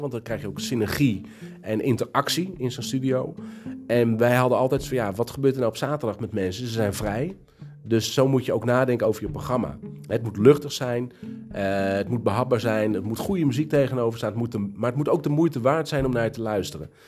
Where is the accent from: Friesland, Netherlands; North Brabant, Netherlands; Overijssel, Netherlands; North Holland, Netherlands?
North Holland, Netherlands; Castricum; Ik ben niet geboren in Kastrikum. Ik ben hier komen wonen toen ik, uh, eh, denk tien was